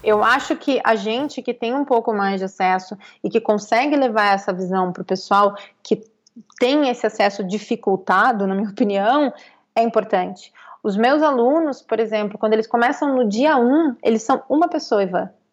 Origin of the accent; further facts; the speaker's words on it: Pelotas, Rio Grande do Sul, Brazil; moved away as an adult; now in São Paulo, Brazil; eu vim de uma periferia de Pelotas